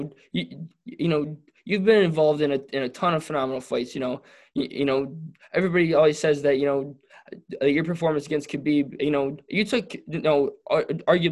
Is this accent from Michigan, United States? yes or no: yes; Detroit, Michigan, United States; I'm from Detroit